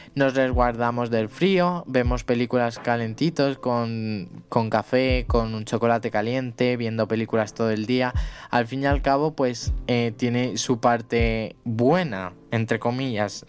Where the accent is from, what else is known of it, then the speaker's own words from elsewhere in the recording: Spain; soy de España